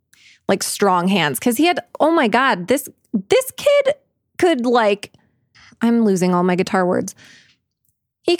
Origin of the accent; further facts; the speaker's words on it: Scotland, United Kingdom; also I'm Scottish, and so I'm ashamed in two ways.